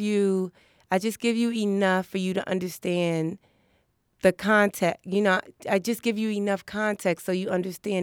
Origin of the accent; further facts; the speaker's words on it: New York City, New York, United States; also born or lived in Brooklyn; I was born in Brooklyn, but I grew up in Harlem.